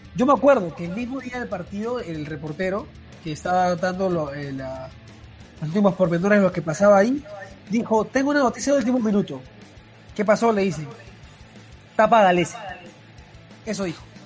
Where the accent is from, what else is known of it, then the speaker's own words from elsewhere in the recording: Peru; como peruanos